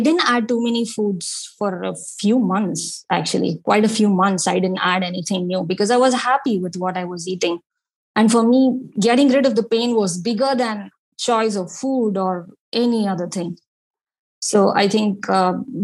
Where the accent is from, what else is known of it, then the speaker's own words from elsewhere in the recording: India; being Indian